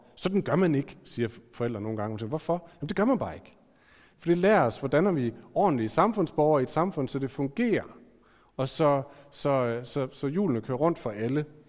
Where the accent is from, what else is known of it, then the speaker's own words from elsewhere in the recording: Aarhus, Central Denmark Region, Denmark; jeg er født i Aarhus